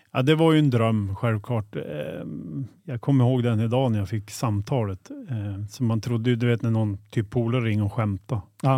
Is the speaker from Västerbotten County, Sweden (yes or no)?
yes; Boliden, Västerbotten County, Sweden; also born or lived in Skellefteå; född och uppvuxen i Boliden. Det är ungefär 2,8 mil från Skellefteå